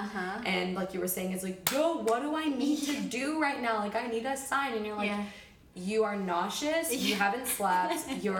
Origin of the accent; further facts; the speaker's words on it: New York, United States; now in Los Angeles, United States; I'm originally from the New York area, military brat, but New York area, and I moved to LA about 3 years ago